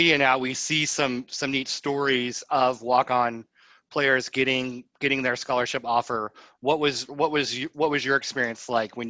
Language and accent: English; Nebraska, United States; moved away as an adult; now in Lexington, United States; I consider myself a Lexingtonian now and a Kentucky fan, but I grew up in Nebraska and graduated from the University of Nebraska.